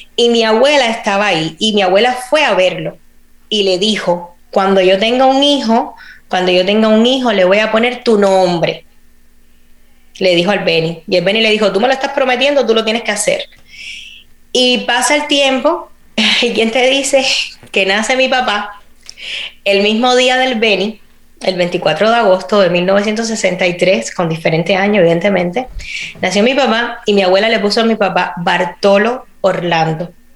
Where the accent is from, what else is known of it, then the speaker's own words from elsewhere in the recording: Cuba; moved away as an adult; also born or lived in Spain; now in United States; Yo me fui de Cuba en el 2010. Yo tenía 22, 22 años, creo, iba a cumplir 23